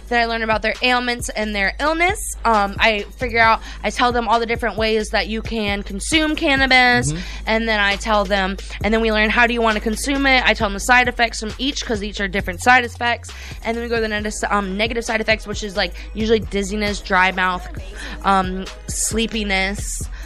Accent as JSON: {"language": "English", "town": "Sarasota", "region": "Florida", "country": "United States", "tie": "born or raised there", "said": "I grew up in Sarasota."}